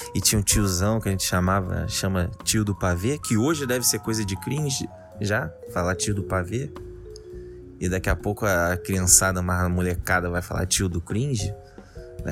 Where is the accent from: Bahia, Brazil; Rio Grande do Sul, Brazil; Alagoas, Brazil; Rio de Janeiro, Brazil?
Rio de Janeiro, Brazil; de onde eu sou, do Rio de Janeiro